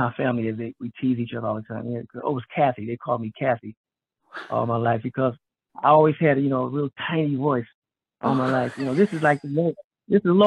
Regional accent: Detroit, Michigan, United States; also born or lived in Grand Rapids, Michigan; I was born in Detroit, Michigan, and we spent a lot of time in Detroit before. I mean, at the age of 9, I moved to Grand Rapids, Michigan.

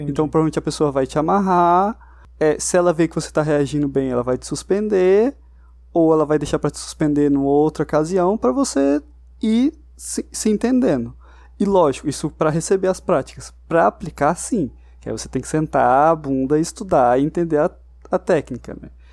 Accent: Brazil; a gente, como brasileiro

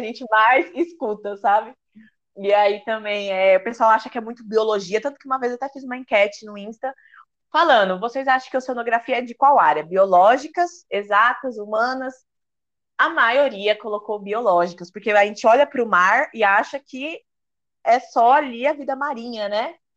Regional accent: São Paulo, Brazil; moved away as an adult; now in Recife, Brazil; eu nasci em São Paulo, sou né, de São Paulo, amo São Paulo, é, vivi muito tempo né, da minha vida ali.

